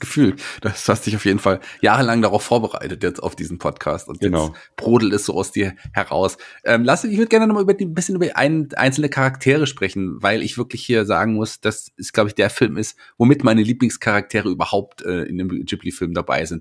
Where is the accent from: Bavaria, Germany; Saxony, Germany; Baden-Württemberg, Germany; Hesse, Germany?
Hesse, Germany; Fulda; hier bei uns in Fulda? Da kommen wir her